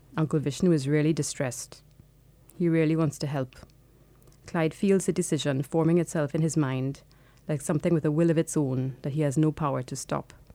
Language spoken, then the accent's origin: English; Trinidad & Tobago; moved away as an adult; now in London, United Kingdom; I was born in Trinidad and I lived there until I was eighteen.